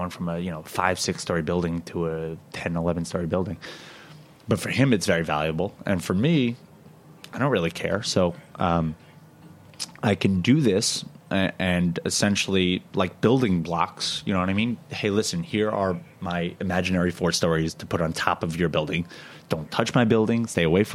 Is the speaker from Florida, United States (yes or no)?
no; New York, United States; as a New Yorker